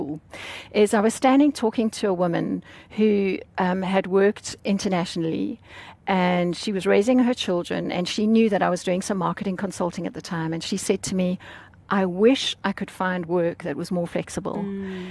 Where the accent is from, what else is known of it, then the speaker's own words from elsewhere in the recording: South Africa; I grew up in South Africa, very privileged